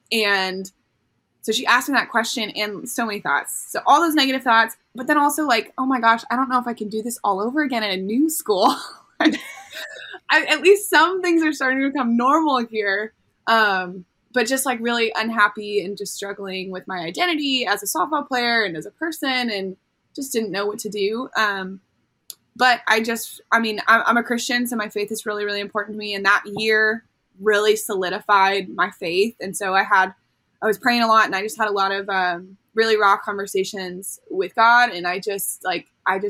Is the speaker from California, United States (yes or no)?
yes; Orange County, Southern California, United States; moved away as an adult; also born or lived in Florida; we grew up in Southern California, so we're living in our little like bubble in SoCal, Orange County